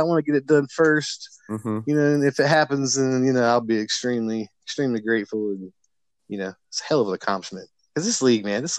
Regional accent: North Carolina, United States; my hometown is where Duke originated.

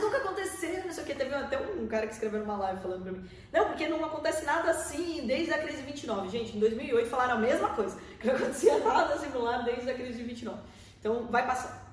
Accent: Porto Feliz, São Paulo, Brazil; moved away as an adult; now in Sorocaba, Brazil; Eu sou nascido numa cidade pertinho da gente aqui em Porto Feliz, né? Tem 50 mil habitantes.

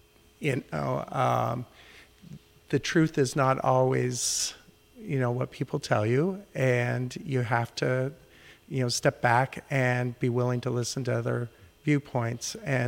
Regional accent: Rapid City, South Dakota, United States; born there; also born or lived in Guam; Well, I was born on Ellsworth Air Force Base outside Rapid City, South Dakota. And that's where my father had met my mother.

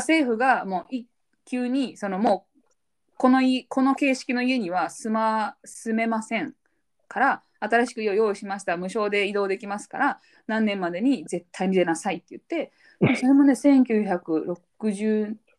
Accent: Japan; first language Japanese; moved away as an adult; 第一言語がイタリア語と日本語

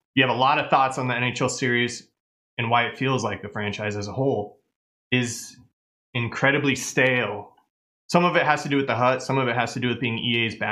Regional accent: Arizona, United States; now in Texas, United States; We grew up in Arizona

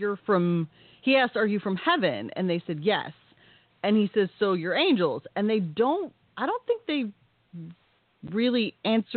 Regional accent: Texas, United States; I grew up in Texas in various small towns

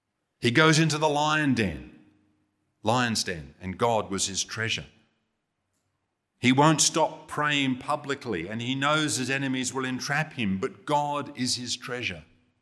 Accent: England, United Kingdom; You know, as a kid growing up in England, TV in those days was pretty limited.

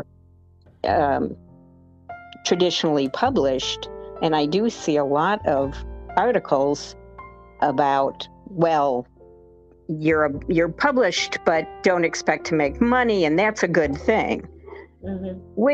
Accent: Rome, New York, United States; moved away; my hometown of Rome, New York

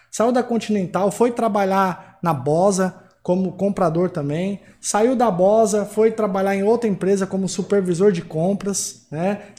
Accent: São Paulo, Brazil; now in Mossoró, Brazil; Eu saí de São Paulo sozinho para vir para cá. Né? Hoje eu estou em Mossoró

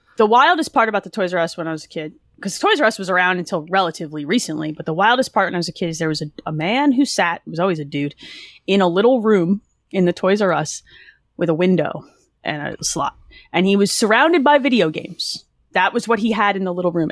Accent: New Jersey, United States; also born or lived in Philadelphia; Jersey, born and raised

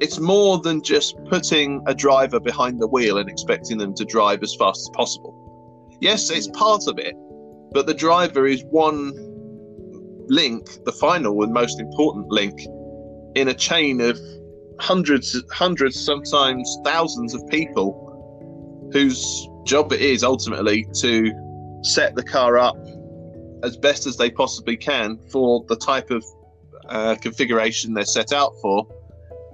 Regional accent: Sutton, London, United Kingdom; moved away as an adult; now in Bolton, United Kingdom; my hometown of Sutton

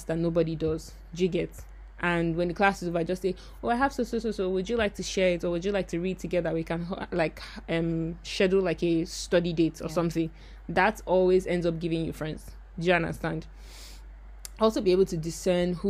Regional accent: Nigeria; moved away as an adult; also born or lived in Ghana; I'm Nigerian

